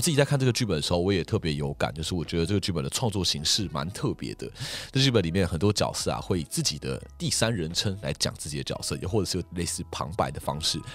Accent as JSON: {"language": "Chinese", "country": "Taiwan", "said": "我们身在这块土地上"}